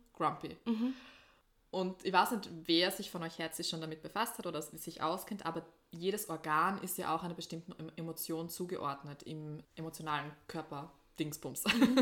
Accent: East Styria, Austria; Oststeiermark eigentlich mehr. Also eigentlich eher dort, wo ich herkomme

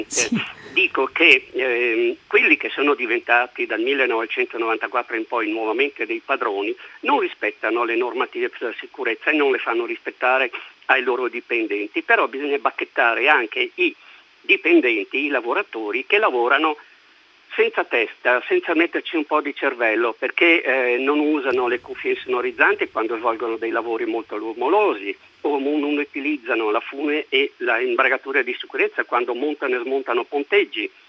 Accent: Bolzano, Trentino-Alto Adige, Italy; sono di Bolzano, sono un ex sindacalista della CGL ed ex esperto della sicurezza

